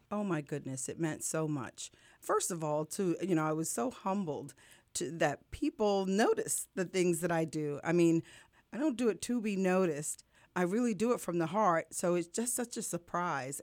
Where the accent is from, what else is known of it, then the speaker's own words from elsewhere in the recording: New York, United States; now in Lehigh Valley, United States; I'm from New York originally